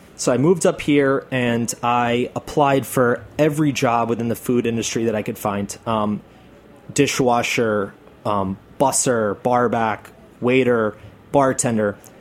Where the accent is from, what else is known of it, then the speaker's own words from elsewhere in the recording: Atlanta, Georgia, United States; now in New York, United States; I'm from Atlanta.